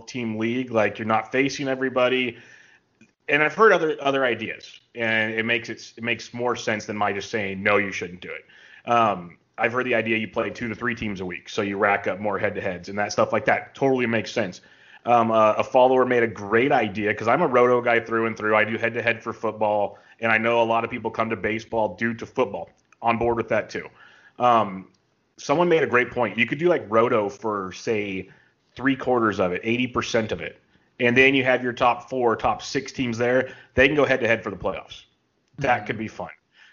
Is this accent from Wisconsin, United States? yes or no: no; California, United States; I'm from California. KC is a small city I live in called King City